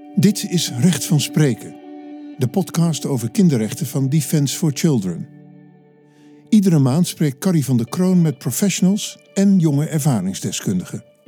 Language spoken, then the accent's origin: Dutch; Almelo, Overijssel, Netherlands; ik ben opgegroeid in Almelo